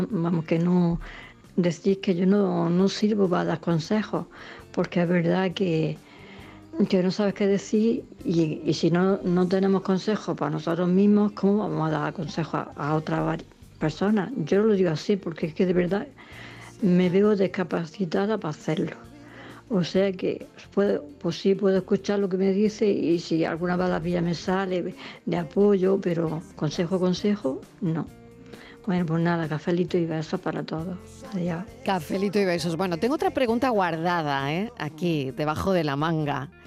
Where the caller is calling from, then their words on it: Almería, Andalusia, Spain; Hola, buenas tardes Mariló y acompañantes. … de Almería.